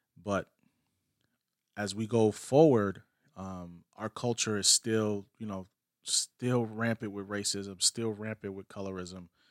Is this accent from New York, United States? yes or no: yes; New York City, New York, United States; I'm a Puerto Rican, but I was born in New York City